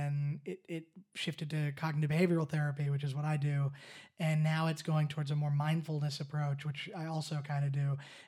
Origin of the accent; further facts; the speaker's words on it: Canada; I mean, I'm Canadian too, but I'm half American, so...